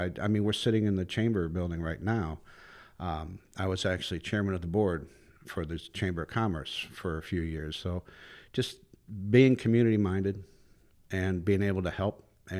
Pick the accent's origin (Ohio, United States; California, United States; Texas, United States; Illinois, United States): Ohio, United States; moved away as an adult; now in Florida, United States; I'm actually from Northeast Ohio, but I moved down here when I was 18 years old